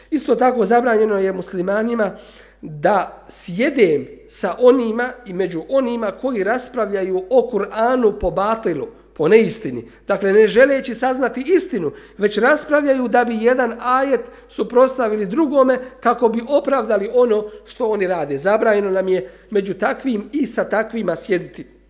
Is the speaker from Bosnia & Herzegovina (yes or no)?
yes; Bosnia & Herzegovina